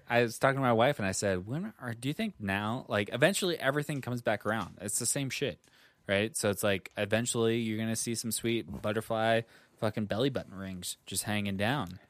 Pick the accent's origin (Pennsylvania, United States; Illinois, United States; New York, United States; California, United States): New York, United States; I'm from New York